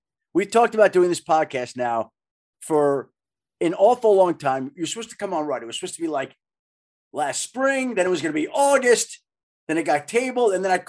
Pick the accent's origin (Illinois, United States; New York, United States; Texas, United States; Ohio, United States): New York, United States; moved away; also born or lived in Michigan / Chicago / Colorado; I grew up in New York initially, right? Went to Michigan, went to Chicago, graduate school, moved out to Colorado for 16 years.